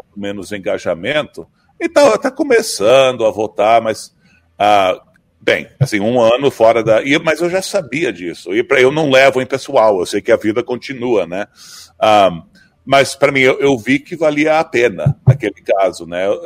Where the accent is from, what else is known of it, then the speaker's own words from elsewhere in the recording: Brazil; moved away; eu sou brasileiro